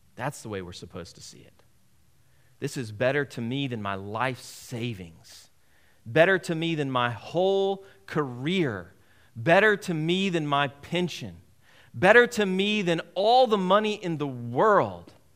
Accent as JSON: {"language": "English", "country": "United States", "said": "As an American"}